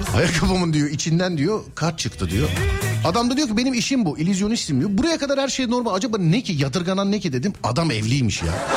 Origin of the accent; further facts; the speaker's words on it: Istanbul, Turkey; Özbeöz İstanbullu olarak